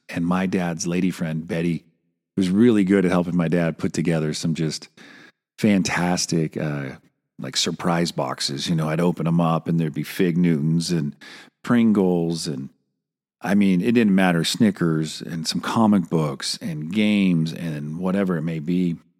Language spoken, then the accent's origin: English; Santa Cruz, California, United States; Oh, Santa Cruz